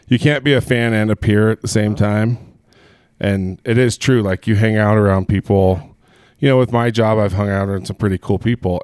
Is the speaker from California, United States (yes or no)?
yes; Southern California, United States; I grew up in Southern California